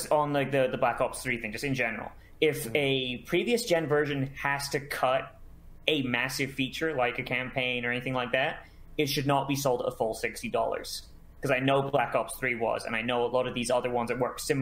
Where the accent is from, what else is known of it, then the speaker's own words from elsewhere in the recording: Florida, United States; I'm from Florida.